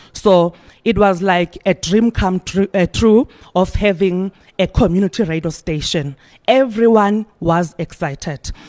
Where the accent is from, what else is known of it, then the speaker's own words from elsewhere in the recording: Eastern Cape, South Africa; We are coming from Norway, which is in the East, Eastern Cape.